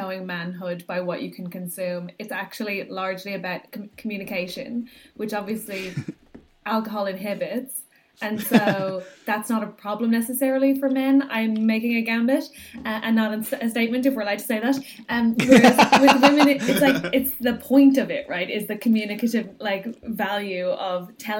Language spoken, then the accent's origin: English; Ireland; my own experience as an Irish woman